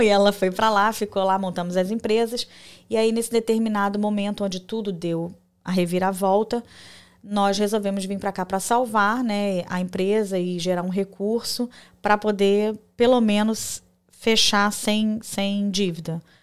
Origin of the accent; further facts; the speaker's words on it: Rio de Janeiro, Brazil; moved away as an adult; also born or lived in Porto Velho, Rondônia; now in United States; eu sou natural do Rio de Janeiro, carioca da Gema